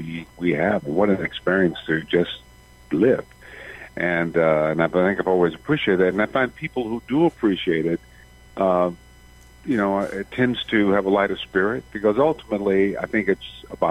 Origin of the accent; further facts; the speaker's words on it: Benton Harbor, Michigan, United States; moved away as an adult; also born or lived in Detroit; I was raised in Benton Harbor, Michigan.